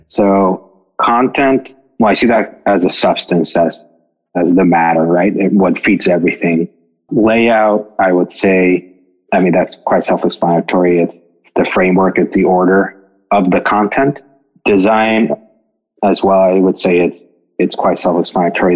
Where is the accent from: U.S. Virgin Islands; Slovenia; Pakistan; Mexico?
Mexico; moved away as an adult; now in United States; I'm from Mexico. I grew up there and I came to the States for college.